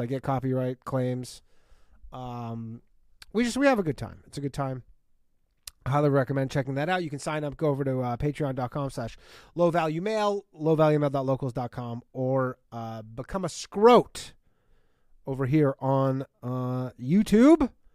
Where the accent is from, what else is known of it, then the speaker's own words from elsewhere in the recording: Canada; now in United States; I myself grew up in Canada